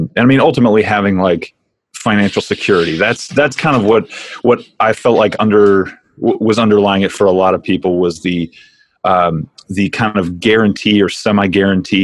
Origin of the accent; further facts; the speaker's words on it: Tennessee, United States; moved away as an adult; also born or lived in Notre Dame, Indiana; now in California, United States; I came to Notre Dame after growing up in Tennessee. I lived out in a rural area